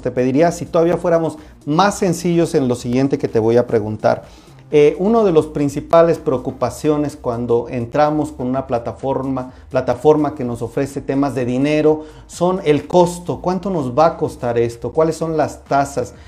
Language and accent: Spanish; Mexico; nosotros como mexicanos